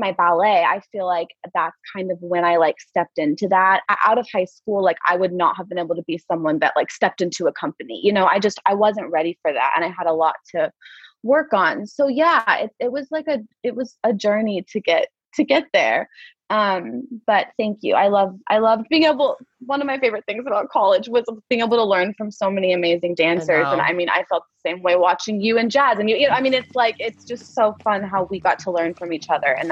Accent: Prairie Village, Kansas, United States; I grew up in Prairie Village

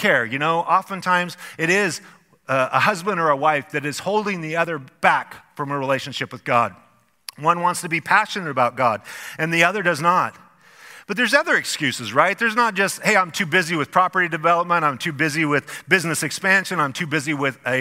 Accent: Idaho, United States; our elementary school in a small little farm town that we grew up in Idaho.

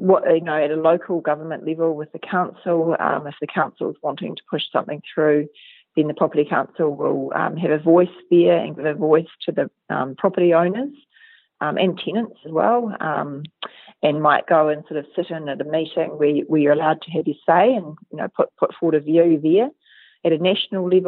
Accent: Southland, New Zealand; moved away as an adult; also born or lived in Dunedin, New Zealand / Wellington, New Zealand / London, United Kingdom / Edinburgh, United Kingdom; now in Christchurch, New Zealand; I'm from Southland originally. I grew up on a farm down there

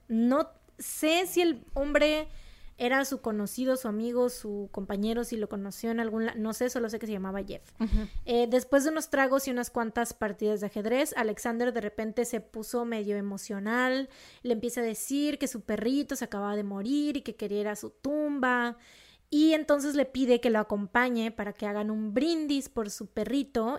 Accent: Monterrey, Nuevo León, Mexico; accent: regio; se me sale el acento regio

